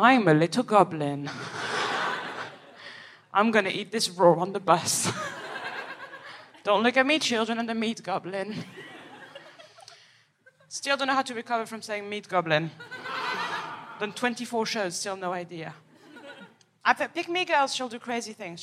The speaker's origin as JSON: {"language": "English", "town": "Paris", "region": "Île-de-France", "country": "France", "moved": "yes", "said": "I am from Paris, from the outskirts"}